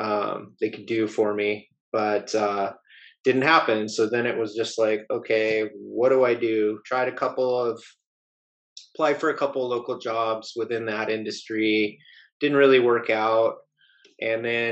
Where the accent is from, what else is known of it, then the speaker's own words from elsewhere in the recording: Southern California, United States; moved away; I grew up in Southern California